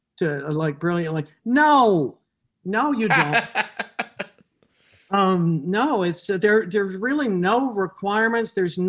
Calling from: Connecticut, United States; I'm in my home in Connecticut, sequestered.

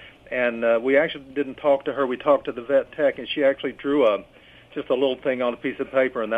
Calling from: Kentucky, United States; Calling from Kentucky.

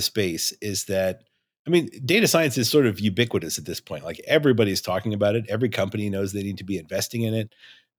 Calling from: Elko, Nevada, United States; I live in Elko, Nevada. It's in the northeastern corner of Nevada. It's about as far away from Vegas as you can get.

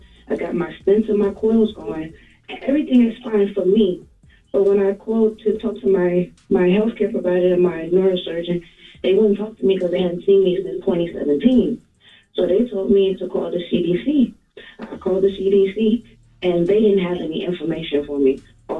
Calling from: Atlanta, Georgia, United States; I'm calling from Atlanta, Georgia.

